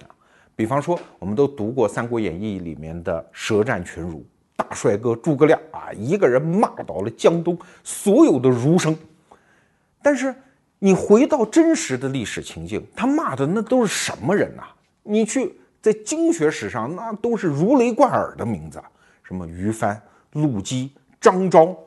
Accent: southern China, China; 我还记得那是南方的冬天特别冷啊，我在我老家

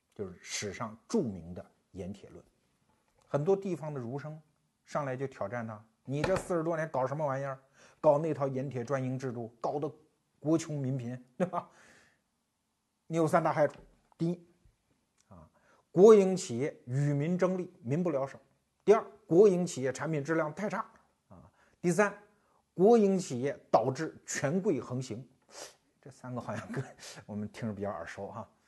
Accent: China

